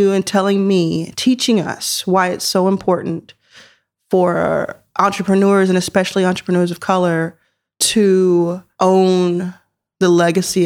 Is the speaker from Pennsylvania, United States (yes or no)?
yes; Philadelphia, Pennsylvania, United States; I was born in Chestnut Hill, Pennsylvania, right outside Philadelphia. I'm fourth generation Philly